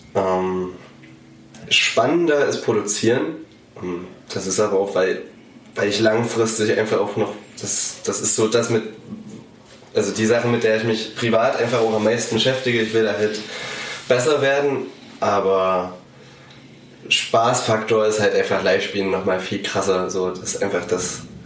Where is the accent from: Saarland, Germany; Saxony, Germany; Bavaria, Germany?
Saxony, Germany; a small village near Zwickau; moved away as an adult; now in Dresden, Germany; ich komme ursprünglich aus einem kleinen Dorf bei Zwickau